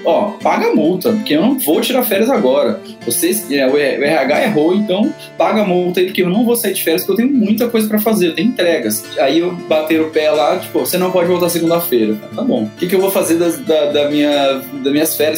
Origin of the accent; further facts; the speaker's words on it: Presidente Prudente, São Paulo, Brazil; moved away as an adult; now in São Paulo, Brazil; Eu sou de Presidente Prudente, interior de São Paulo tá uns 580 quilômetros aqui da capital. Cresci, nasci, cresci lá